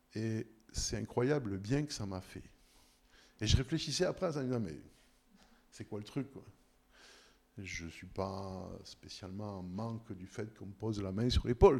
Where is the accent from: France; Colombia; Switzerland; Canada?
Switzerland; on est suisse, en plus parce qu'on est chrétien